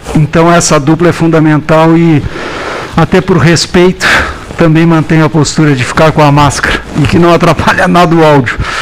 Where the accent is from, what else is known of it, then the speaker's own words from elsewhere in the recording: Pelotas, Rio Grande do Sul, Brazil; moved away; no meu torrão natal, a cidade que eu tenho meus, sempre meus fortes laços